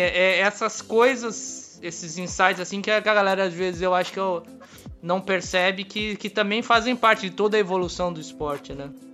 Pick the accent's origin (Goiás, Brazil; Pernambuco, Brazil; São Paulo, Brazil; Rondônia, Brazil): São Paulo, Brazil; Santos; eu sou de Santos